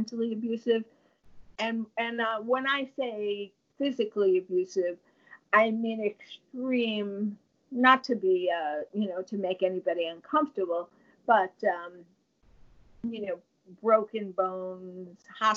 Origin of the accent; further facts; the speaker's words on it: New York, United States; moved away; I'm from New York